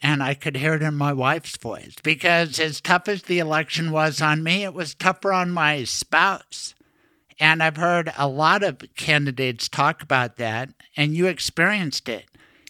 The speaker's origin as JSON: {"language": "English", "town": "Denver", "region": "Colorado", "country": "United States", "said": "I'm from Denver."}